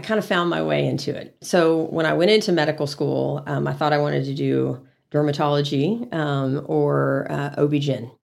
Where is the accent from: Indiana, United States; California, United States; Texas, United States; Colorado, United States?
Texas, United States; San Antonio; also born or lived in College Station, Texas / Dallas, Texas; now in Amarillo, United States; I'm a Texas native, but I grew up in San Antonio.